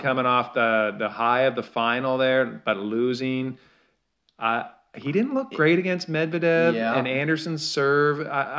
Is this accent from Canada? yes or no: yes; Canada; we're Canadian